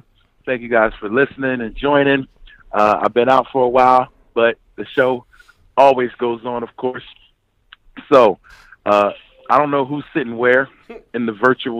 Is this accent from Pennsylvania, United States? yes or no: yes; Philadelphia, Pennsylvania, United States; moved away; I did have a Philly cheesesteak out in my hometown.